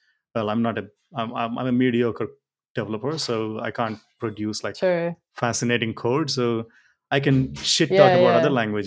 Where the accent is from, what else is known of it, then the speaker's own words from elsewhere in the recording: India; Being Indian